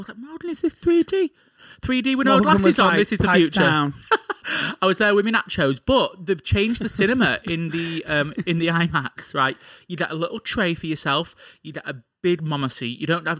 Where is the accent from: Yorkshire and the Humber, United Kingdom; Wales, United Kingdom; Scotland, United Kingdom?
Yorkshire and the Humber, United Kingdom; Leeds; When I was younger, growing up in Leeds